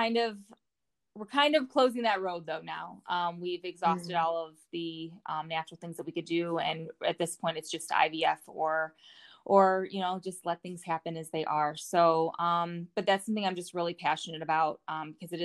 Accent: Northwest Indiana, United States; now in Colorado, United States; I'm 35 and from Northwest Indiana

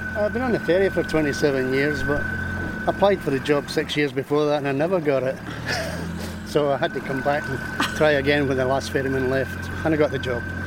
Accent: Mull, Scotland, United Kingdom; Born and brought up on Mull

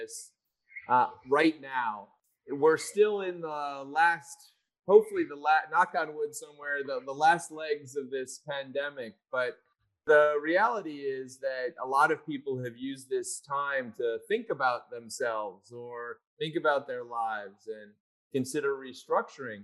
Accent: Chicago, Illinois, United States; moved away; When I was younger, I lived in Chicago. I'm originally from Chicago

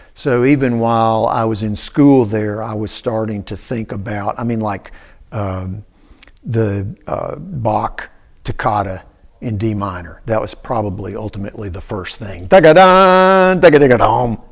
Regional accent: Cookeville, Tennessee, United States; moved away as an adult; also born or lived in Shelbyville, Tennessee / New York; my dad taught at Tennessee Tech. Uh, so I grew up in Cookville

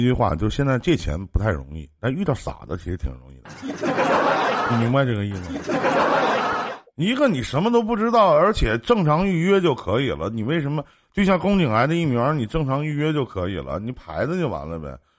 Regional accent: Northeast China, China; accent: Northeastern (Dongbei); 我们东北话就是二逼呗。

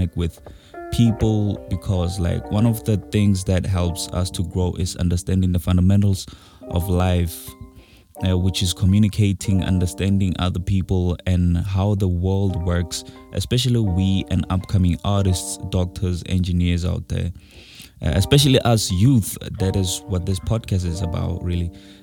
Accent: North West, South Africa; I'm proudly South African, from Northwest

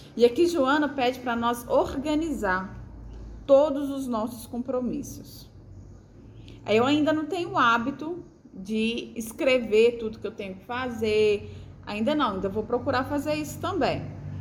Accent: Brazil; como uma boa brasileira

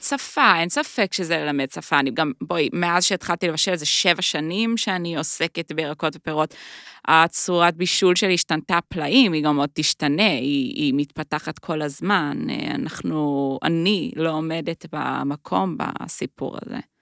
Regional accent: Jerusalem, Jerusalem District, Israel; moved away as an adult; also born or lived in United States / New York; now in Tel Aviv, Israel; אני ירושלמית

